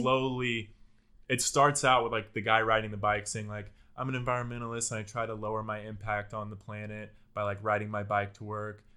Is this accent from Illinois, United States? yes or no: no; Houston, Texas, United States; now in Austin, United States; I grew up in the Houston area